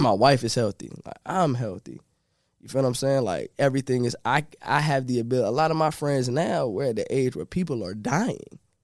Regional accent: Norfolk, Virginia, United States; Originally, I'm from Norfolk, and I grew up in a place called Park Place

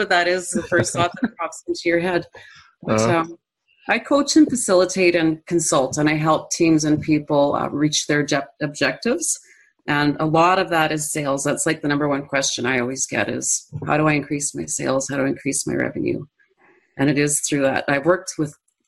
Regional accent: Manitoba, Canada; I'm from Central Canada.

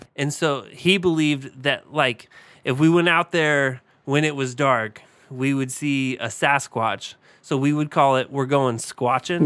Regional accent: Southern Indiana, United States; I grew up in Southern Indiana

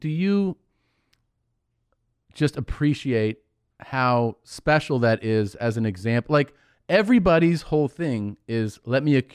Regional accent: Cincinnati, Ohio, United States; I'm from Cincinnati.

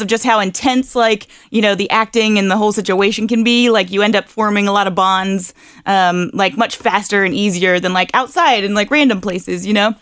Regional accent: Harrison, Ohio, United States; moved away as an adult; now in Northern Kentucky, United States; I was originally from Harrison, Ohio

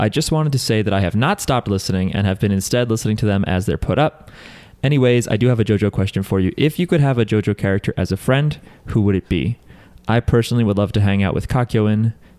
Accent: New Jersey, United States; I'm from New Jersey.

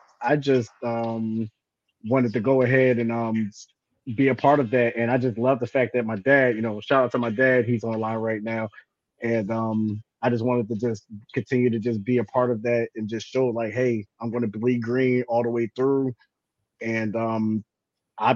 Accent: Maryland, United States; also born or lived in Camden, New Jersey; I was born in New Jersey, South Jersey, Camden. I was raised here in the Maryland area.

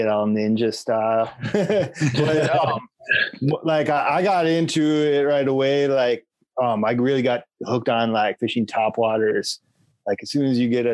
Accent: Minnesota, United States; I grew up in Minnesota

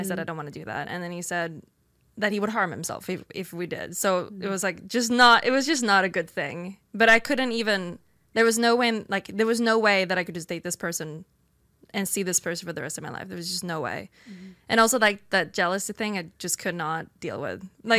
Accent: Sweden; English is a second language; so I'm from Sweden, where we are a lot more, we're not as religious.

